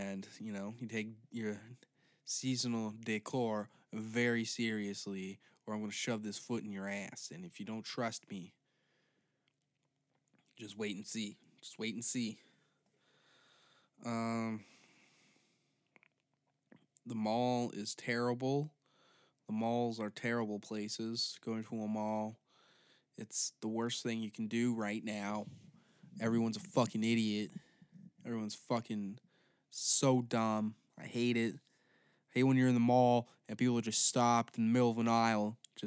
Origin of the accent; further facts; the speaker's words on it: Canada; I'm also Canadian